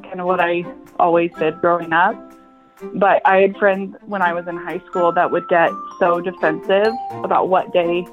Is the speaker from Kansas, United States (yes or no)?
yes; Kansas, United States; now in St. Louis, United States; the small town that I was born in Kansas